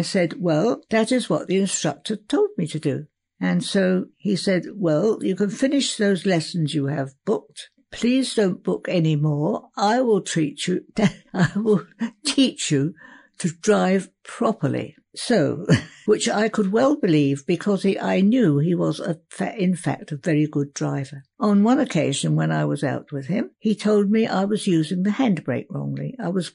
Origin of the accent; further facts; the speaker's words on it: Whitstable, South East England, United Kingdom; moved away as an adult; also born or lived in Tulse Hill, London / Colchester; my hometown was Whitstable in Kent